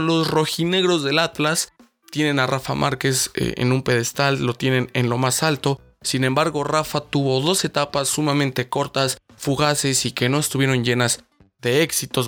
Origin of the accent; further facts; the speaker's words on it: Mexico; nosotros los mexicanos